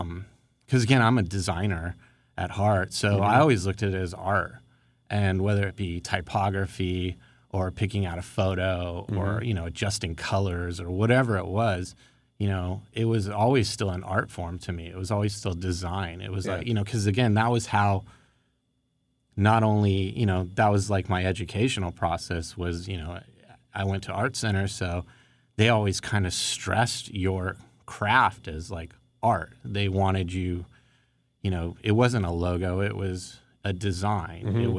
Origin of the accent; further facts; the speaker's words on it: Woodland Hills, California, United States; I grew up in Woodland Hills in the San Fernando Valley. And I grew up on the south side of Ventura Boulevard.